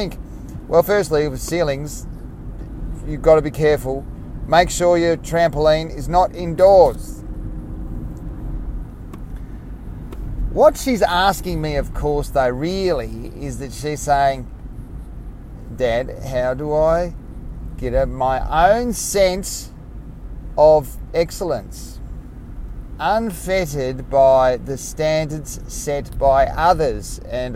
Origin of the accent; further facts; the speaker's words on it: Tasmania, Australia; I grew up in Tasmania, Australia, very small population